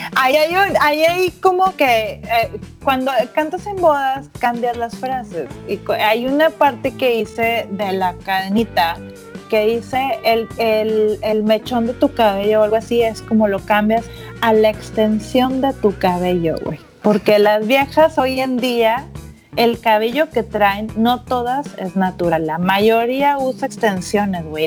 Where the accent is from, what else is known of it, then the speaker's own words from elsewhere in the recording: Monterrey, Nuevo León, Mexico; moved away as an adult; also born or lived in Mexicali; now in San Francisco, United States; Yo vengo de Monterrey